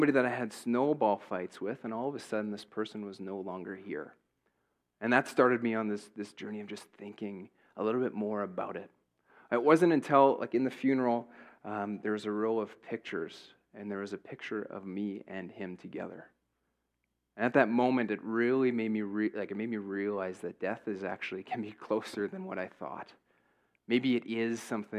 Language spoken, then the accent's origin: English; Hepburn, Saskatchewan, Canada; I grew up in Hepburn.